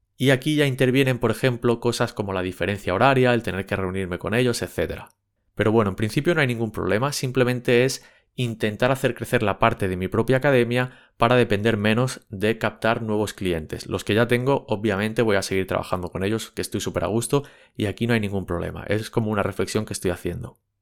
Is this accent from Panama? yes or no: no; Barcelona, Catalonia, Spain; yo soy de Barcelona